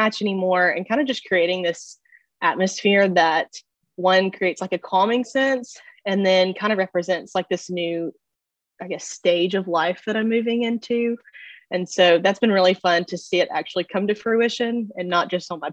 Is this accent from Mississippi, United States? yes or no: yes; Laurel, Mississippi, United States; moved away as an adult; now in Birmingham, United States; I grew up in Laurel, Mississippi